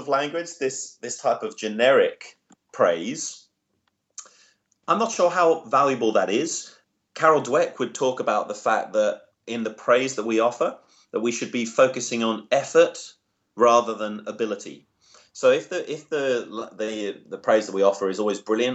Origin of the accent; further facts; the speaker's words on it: England, United Kingdom; now in Australia; I'm English originally